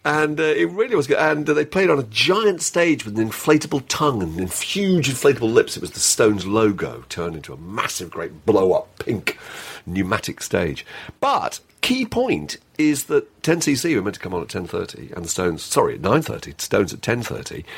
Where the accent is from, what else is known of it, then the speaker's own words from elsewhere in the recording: United Kingdom; we are particularly British and self-lacerating.